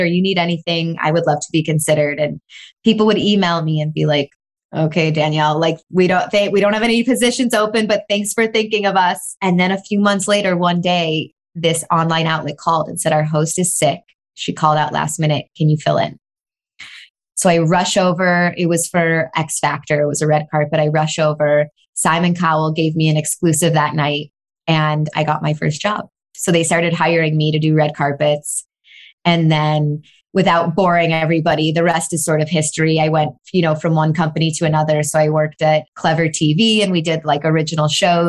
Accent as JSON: {"language": "English", "town": "Chicago", "region": "Illinois", "country": "United States", "tie": "born or raised there", "said": "I was born and raised in Chicago."}